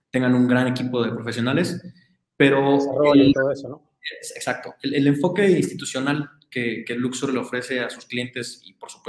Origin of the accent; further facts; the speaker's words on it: Mexico; como buen mexicano